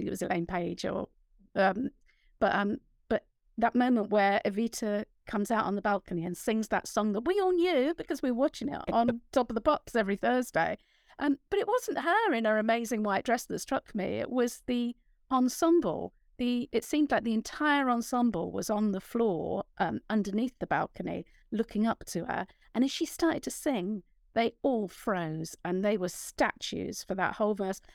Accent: London, United Kingdom; moved away; growing up in a London council estate

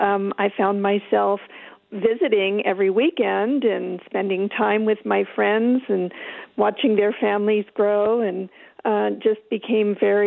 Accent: Fair Oaks, California, United States; also born or lived in Berkeley, California / Sacramento, California; now in Nevada County, United States; I was born in Berkeley, raised in Fair Oaks, a suburb of Sacramento. It was pretty rural then.

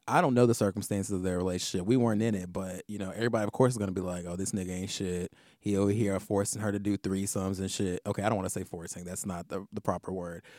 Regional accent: the South, United States; now in New York, United States; in the South where I'm from

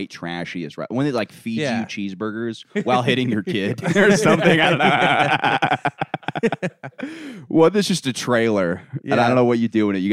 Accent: Florida, United States; moved away; We're from Florida

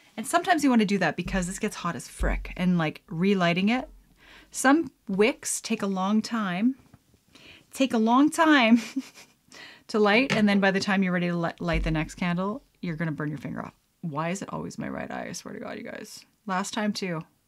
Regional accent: Canada

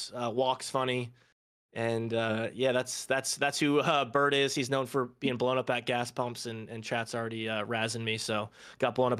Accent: Vermont, United States; moved away as an adult; born and raised in the Green Mountain State, Vermont

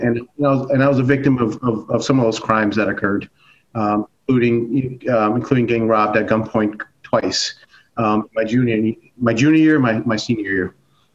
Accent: Newark, New Jersey, United States; also born or lived in Mumbai, India; now in Tupelo, United States; finally really settled in Newark, New Jersey, where that's, you know, where I grew up.

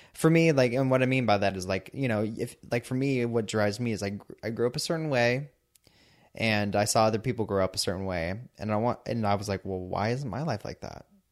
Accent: San Diego, California, United States; I'm from San Diego

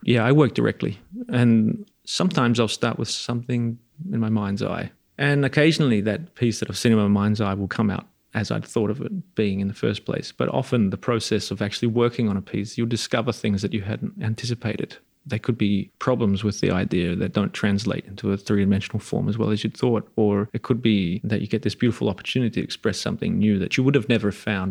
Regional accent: Melbourne, Victoria, Australia; now in Pietrasanta, Italy; I was born in Melbourne, Australia

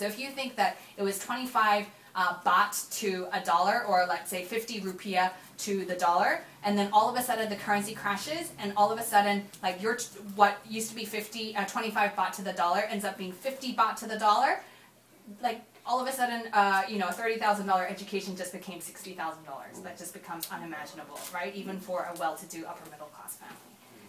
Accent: Hong Kong; also born or lived in Korea; And if I think about some of the crazy, like a Korean growing up in Hong Kong, actually, my dad had the choice of going to, the reason why we grew up in Hong Kong is because my dad's company sent him to Hong Kong.

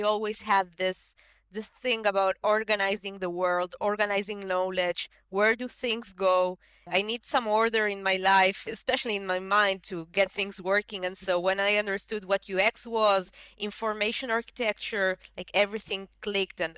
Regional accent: Uruguay; now in Israel; I'm based in Israel, and I'm originally from Uruguay, moved here almost 17 years ago

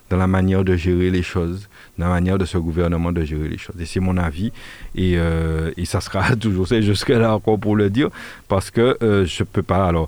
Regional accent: Martinique, France; J'ai du mal à imaginer un Français euh, y compris euh, en Martinique, puisque nous sommes français

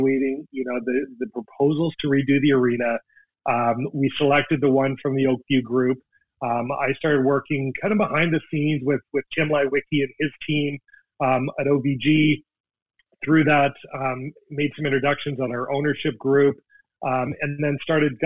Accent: Canada; now in Seattle, United States; as a Canadian, as a hockey guy

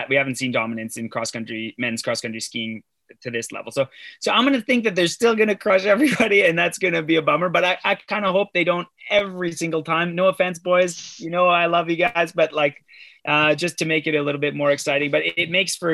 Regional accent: Canada; as a Canadian

